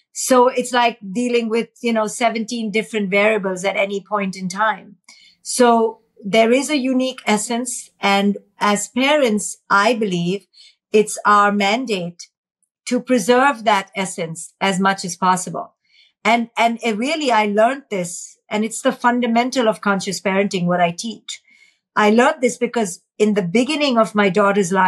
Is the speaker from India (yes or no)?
yes; India; in India, growing up in India, watching poverty